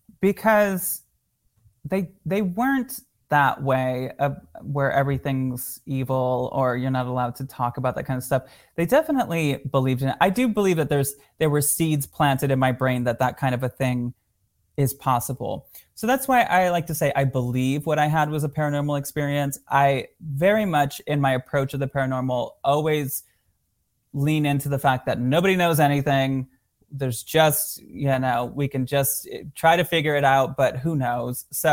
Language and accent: English; Michigan, United States; born or raised there